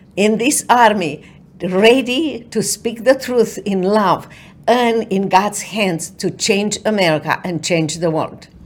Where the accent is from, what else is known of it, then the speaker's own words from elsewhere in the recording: Romania; moved away as an adult; now in United States; for so many years I watched you from overseas, from in Romania